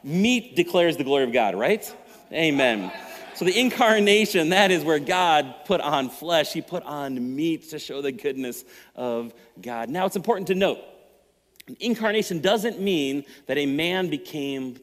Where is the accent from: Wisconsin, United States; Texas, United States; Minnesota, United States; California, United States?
Minnesota, United States; I'm a Minnesota driver. I kind of grew up here